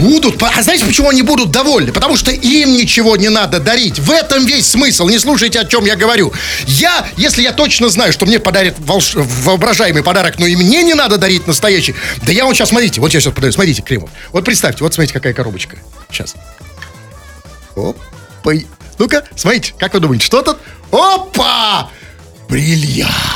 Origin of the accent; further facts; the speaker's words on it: Saint Petersburg, Russia; мы здесь выросли среди парадных